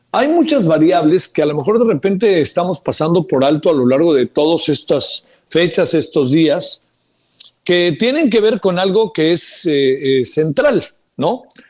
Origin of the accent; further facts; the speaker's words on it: Mexico; somos mexicanas, mexicanos